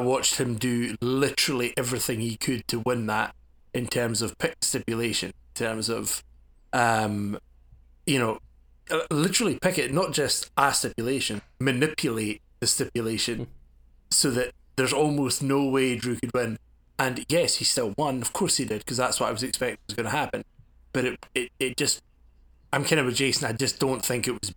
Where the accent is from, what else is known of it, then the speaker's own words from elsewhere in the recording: Scotland, United Kingdom; As a Scot myself